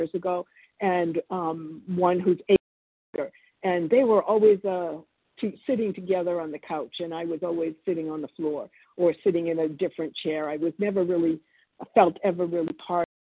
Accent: Boston, Massachusetts, United States; born or raised there; English is a second language; also born or lived in Argentina / New Jersey

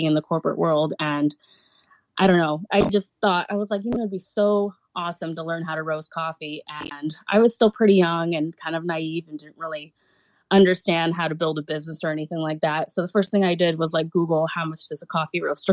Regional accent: Pacific Northwest, United States; growing up in the Pacific Northwest

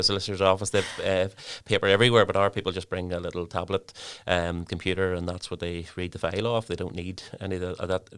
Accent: Lurgan, Northern Ireland, United Kingdom; moved away as an adult; now in Newry, United Kingdom; originally I'm from Largan in County Armagh.

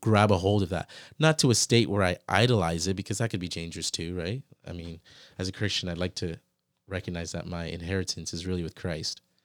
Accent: United States; moved away; also born or lived in Canada / Ghana; when I grew up in the States, I felt like that was like a country, but I never really felt like it was my country.

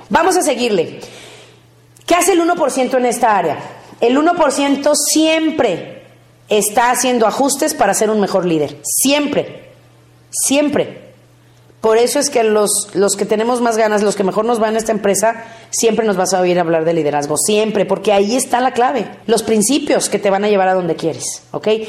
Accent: Mexico; Como mexicanos somos muy dramáticos

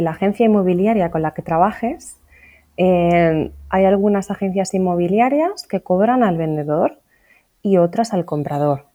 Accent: Asturias, Spain; now in Orihuela Costa, Spain; Originariamente, la verdad es que no soy de aquí, en realidad yo soy de Asturias

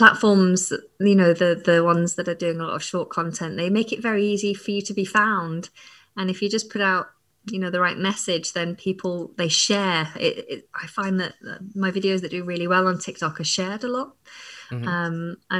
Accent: England, United Kingdom; accent: northern English; now in London, United Kingdom; I just found that naturally my northern accent started to fade. And then I moved down to London and my partner is from the south, so he has more of a southern accent. And yeah, when I'm tired or around other northerners, then my accent kind of comes back.

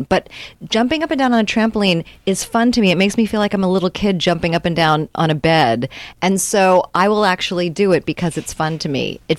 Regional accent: Reston, Virginia, United States; also born or lived in Arlington, Virginia / San Francisco / Honolulu / Cambridge, Massachusetts; Well, I was born there, but I grew up in the Reston area, which is close to Washington, D.C. But I'm a Navy brat.

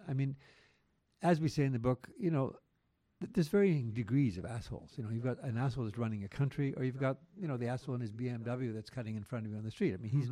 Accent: Quebec, Canada; growing up in Quebec through that Quiet Revolution

